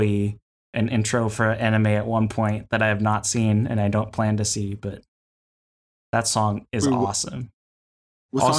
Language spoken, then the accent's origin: English; United States; accent: American English; as a American English speaker